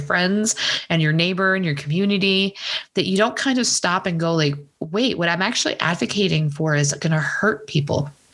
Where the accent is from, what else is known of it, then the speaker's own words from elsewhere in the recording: Texas, United States; I grew up in Texas